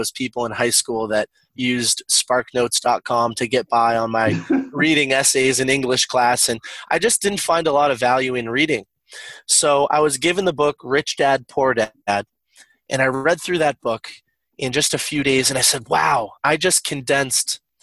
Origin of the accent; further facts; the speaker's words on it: northeastern Massachusetts, United States; I'm from northeastern Massachusetts.